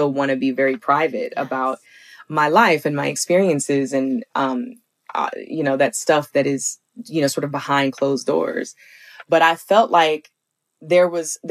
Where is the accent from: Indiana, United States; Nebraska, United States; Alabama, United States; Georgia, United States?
Alabama, United States; growing up in the South